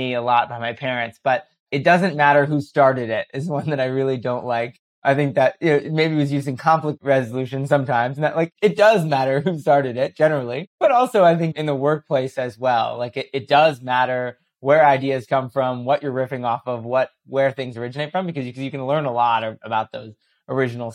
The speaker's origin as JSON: {"language": "English", "town": "New York City", "region": "New York", "country": "United States", "tie": "born or raised there", "said": "as a kid growing up in New York City"}